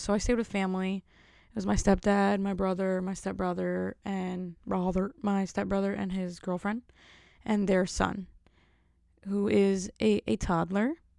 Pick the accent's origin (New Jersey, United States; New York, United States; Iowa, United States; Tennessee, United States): New Jersey, United States; I'm from Jersey, so everything in Jersey is totally different